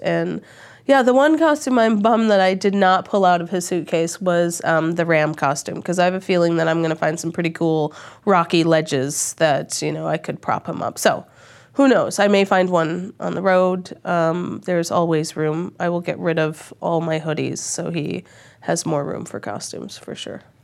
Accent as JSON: {"language": "English", "country": "Australia", "moved": "yes", "said": "I'm Australian"}